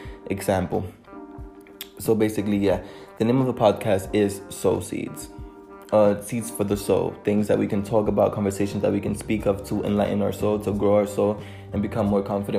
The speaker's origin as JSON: {"language": "English", "town": "New York City", "region": "New York", "country": "United States", "tie": "born or raised there", "also_born_or_lived": "Dominican Republic", "second_language": "English", "moved": "as an adult", "lives_now": "London, United Kingdom", "said": "I am a bilingual 19-year-old who was born and raised in Harlem in New York City."}